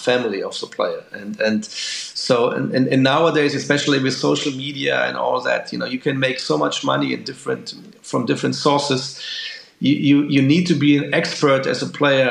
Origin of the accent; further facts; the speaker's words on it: Dortmund, North Rhine-Westphalia, Germany; I'm from Dortmund in Germany, and we have Borussia Dortmund right here